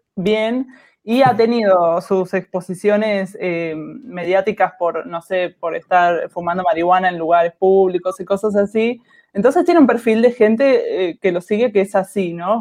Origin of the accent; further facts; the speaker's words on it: Buenos Aires, Argentina; soy de Argentina, de Buenos Aires